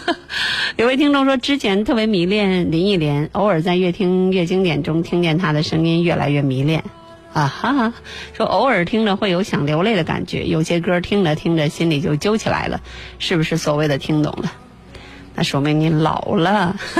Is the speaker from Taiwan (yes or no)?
no; China; 我们内地人